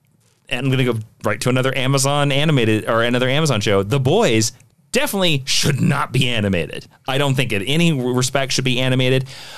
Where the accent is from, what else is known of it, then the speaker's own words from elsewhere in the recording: United States; as an American